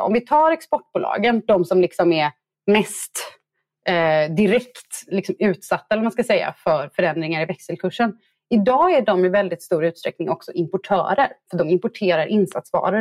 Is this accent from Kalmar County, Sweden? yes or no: no; Gothenburg, Västra Götaland, Sweden; som göteborgare